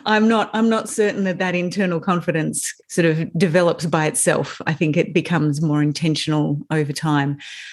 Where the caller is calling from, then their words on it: Melbourne, Victoria, Australia; So I'm in Melbourne. I'm in the hills outside of Melbourne.